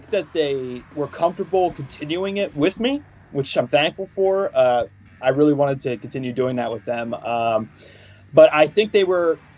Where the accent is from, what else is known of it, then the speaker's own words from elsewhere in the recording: Washington, United States; uh, in Washington State when I was growing up.